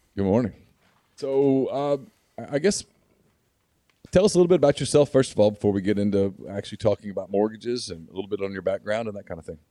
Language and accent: English; Ruston, Louisiana, United States; I grew up in Ruston, Louisiana, so I, I grew up going to Louisiana Tech games